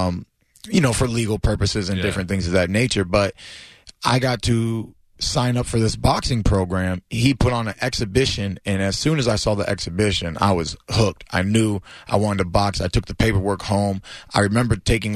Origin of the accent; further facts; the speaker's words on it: Clearwater, Florida, United States; I'm a local, you know what I mean? Born and raised out here in Clearwater, Florida. Never left my hometown